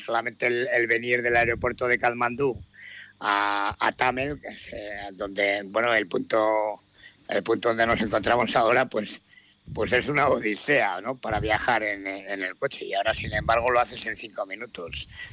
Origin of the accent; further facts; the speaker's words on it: Vitoria-Gasteiz, Basque Country, Spain; tres somos, tres de Vitoria